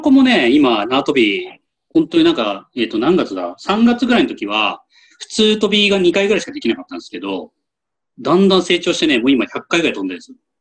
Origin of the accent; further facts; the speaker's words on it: Tokyo, Japan; 東京出身なんで、ちっちゃい頃から